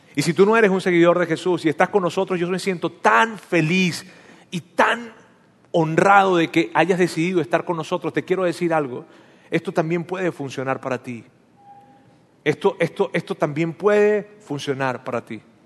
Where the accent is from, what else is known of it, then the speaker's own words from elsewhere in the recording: Venezuela; now in Monterrey, Mexico; en mi país, en Venezuela